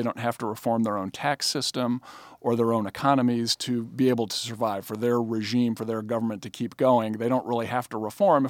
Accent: Chicago, Illinois, United States; I'm from Chicago.

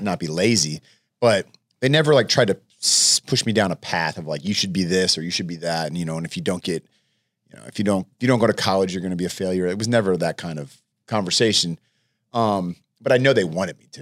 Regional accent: El Cerrito, California, United States; also born or lived in Oak Ridge, Tennessee; I grew up mostly in El Cerrito

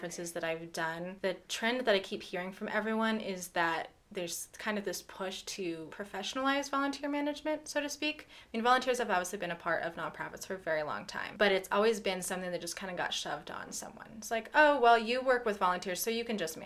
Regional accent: Loveland, Colorado, United States; I grew up in Loveland, just down the road.

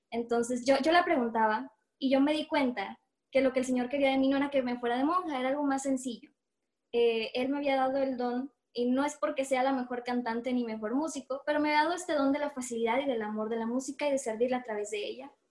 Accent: Monterrey, Nuevo León, Mexico; soy músico de Dios. Eh, coordino un ministerio de música eh, aquí donde soy en Monterrey, Nuevo León.

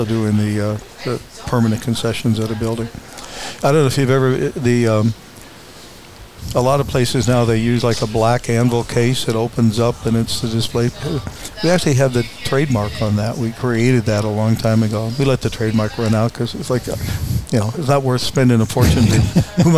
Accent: Covina, California, United States; also born or lived in Chicago / Houston; I grew up in Covina when, it was all orange groves and horses and hills.

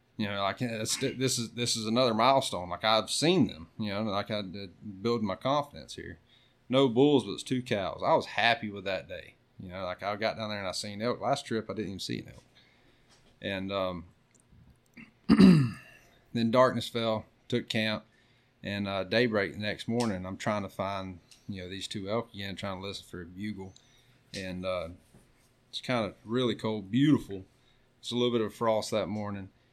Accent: Florida, United States; I'm from Florida

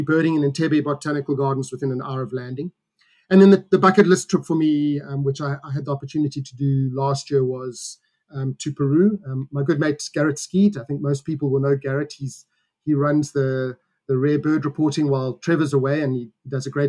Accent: South Africa; we as South African birders

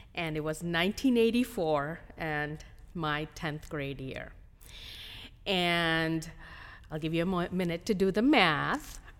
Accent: India; moved away as an adult; also born or lived in Hyderabad, India; now in United States; I was born in India, um, and I came to the United States

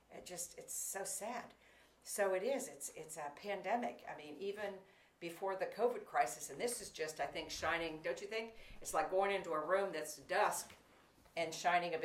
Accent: Florida, United States; I grew up in Florida

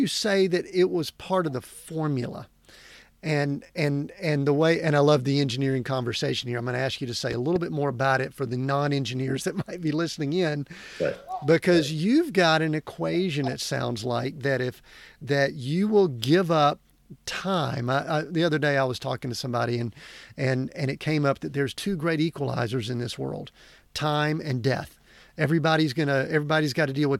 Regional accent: Deep South, United States; I grew up in the Deep South

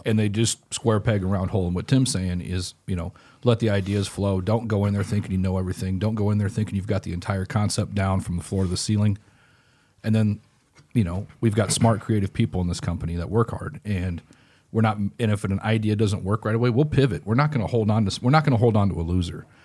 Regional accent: Grinnell, Iowa, United States; in Grinnell, Iowa, where I'm from

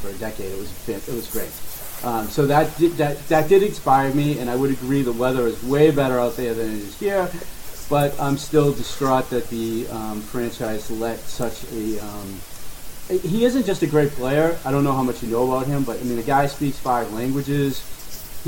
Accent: Boston, Massachusetts, United States; I am from Boston

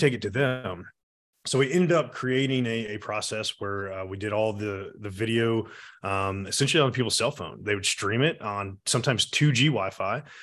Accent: Atlanta, Georgia, United States; I was born and raised here in Atlanta

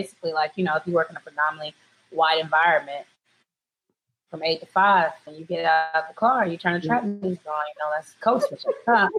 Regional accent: Japan; also born or lived in Germany; So growing up in Japan was fine because we lived on an American base and everyone was Black there.

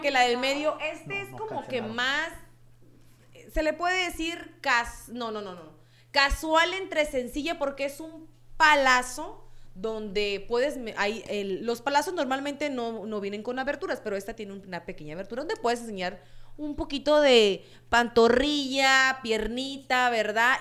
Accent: Sonora, Mexico; moved away; de donde soy yo, que soy de allá de Sonora, en Palme, Sonora

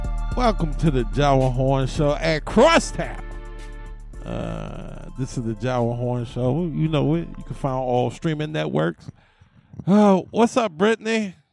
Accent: New York, United States; now in Memphis, United States; growing up in New York, it starts in Manhattan, and it goes to Brooklyn. Right? So it was the boroughs.

